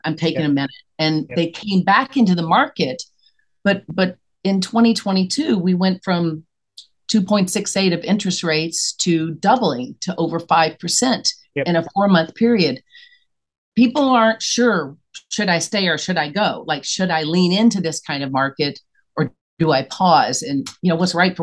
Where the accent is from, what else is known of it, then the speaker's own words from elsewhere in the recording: Tennessee, United States; accent: Southern; moved away as an adult; now in New York City, United States; I was born and raised in Tennessee. And I came to New York.